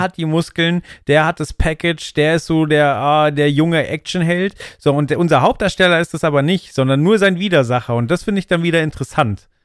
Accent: Germany; ich als Deutscher

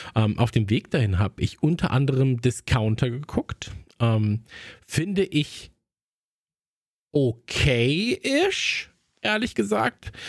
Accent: North Rhine-Westphalia, Germany; ich bin ja am Niederrhein aufgewachsen

